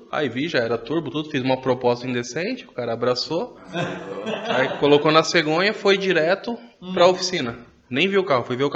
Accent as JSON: {"language": "Portuguese", "region": "São Paulo", "country": "Brazil", "tie": "born or raised there", "lives_now": "Minas Gerais, Brazil", "said": "E sou de Minas, sou natural de São Paulo, tô morando em Minas, que é por conta de trabalho, já faz desde 2007 para lá."}